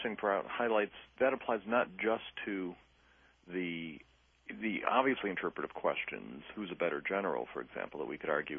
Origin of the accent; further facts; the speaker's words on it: Detroit, Michigan, United States; moved away; I grew up in Detroit